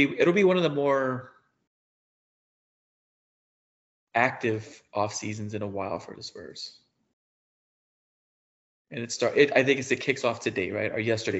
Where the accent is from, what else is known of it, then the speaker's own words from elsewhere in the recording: San Antonio, Texas, United States; We're from San Antonio